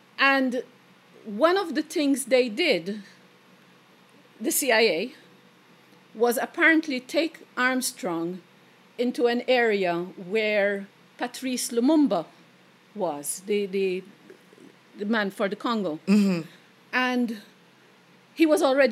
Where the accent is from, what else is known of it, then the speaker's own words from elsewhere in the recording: Malta; growing up in Malta